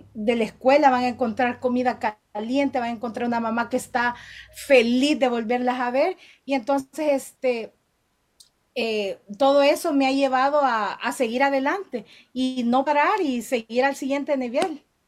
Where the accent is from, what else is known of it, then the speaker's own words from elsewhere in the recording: El Salvador; moved away as an adult; now in Downey, United States; yo soy originaria del Salvador